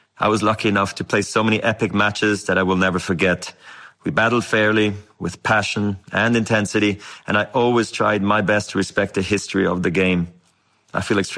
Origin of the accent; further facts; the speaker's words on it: Basel, Basel-Stadt, Switzerland; I was a ball kid in my hometown of Basel